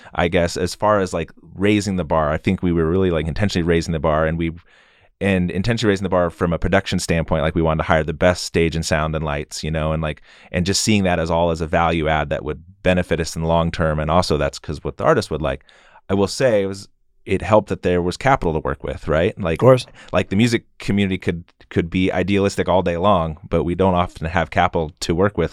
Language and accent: English; Boise, Idaho, United States; I grew up in West Boise